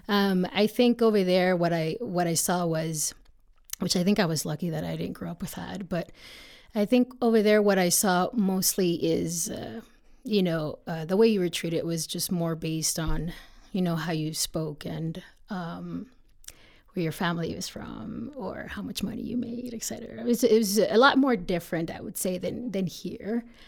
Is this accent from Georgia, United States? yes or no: no; Texas, United States; moved away as an adult; also born or lived in Miguel Alemán, Tamaulipas, Mexico; now in Colorado, United States; we eventually ended up moving to Texas, which is where I grew up, um, most of the time.